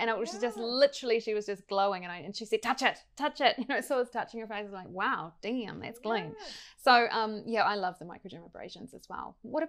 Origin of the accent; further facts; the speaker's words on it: South Island, New Zealand; I grew up in South Island